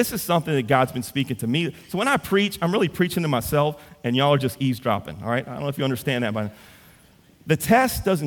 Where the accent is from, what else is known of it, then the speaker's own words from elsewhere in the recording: Central, Louisiana, United States; I'm from Central.